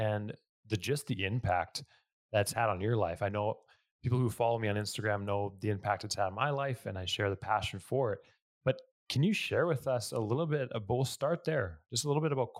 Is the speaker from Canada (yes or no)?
yes; Canada; accent: Canadian; I have a Canadian accent